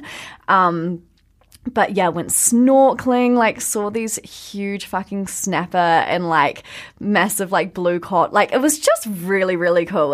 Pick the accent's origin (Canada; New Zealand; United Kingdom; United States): New Zealand